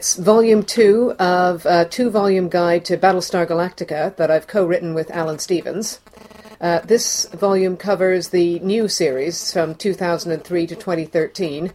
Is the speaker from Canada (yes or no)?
yes; Toronto, Ontario, Canada; moved away; I'm Canadian. I'm from Toronto